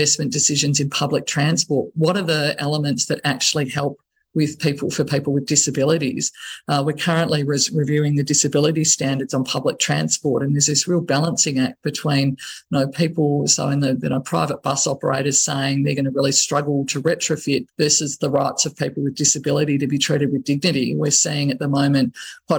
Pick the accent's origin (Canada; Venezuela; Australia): Australia; Ballarat, Victoria; my hometown of Ballarat